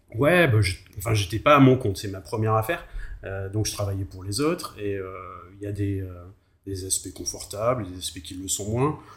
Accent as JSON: {"language": "French", "area": "Périgord", "region": "Nouvelle-Aquitaine", "country": "France", "moved": "yes", "lives_now": "Nantes, France", "said": "je viens du, du, du Périgord"}